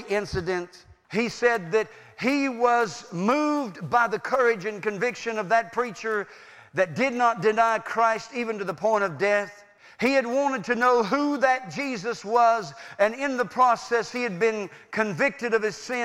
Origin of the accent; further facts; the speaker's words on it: United States; I was born in America